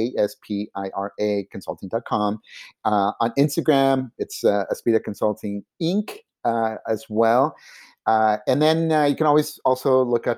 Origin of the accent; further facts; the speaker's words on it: Silicon Valley, California, United States; first language Spanish; English is a second language; I'm from Silicon Valley